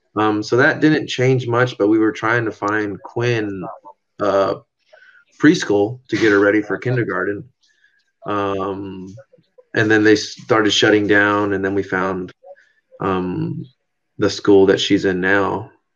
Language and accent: English; San Diego, California, United States; moved away as an adult; now in Washington, United States; My wife and I grew up grew up in San Diego.